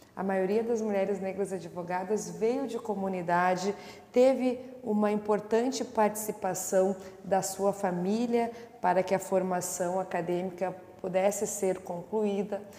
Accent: Porto Alegre, Rio Grande do Sul, Brazil; Nasci em Porto Alegre, no bairro Restinga, onde morei até os seis anos de idade

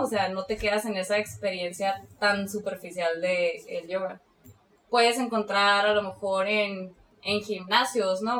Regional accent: Mexicali, Baja California, Mexico; soy de aquí de Mexicali

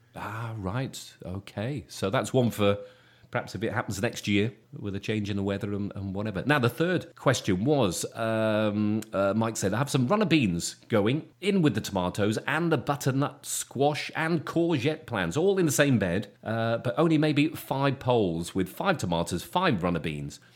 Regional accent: Shropshire, West Midlands, United Kingdom; coming from, um, from Shropshire when I was a kid

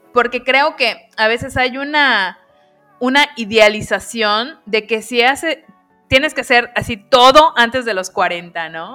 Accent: Mexico; los que somos mexicanos

